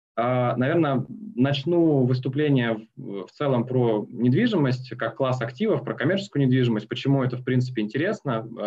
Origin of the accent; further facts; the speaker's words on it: Omsk, Omsk Oblast, Russia; moved away as an adult; now in Moscow, Russia; Омский филиал в моем родном городе. Э, потом переехал в Москву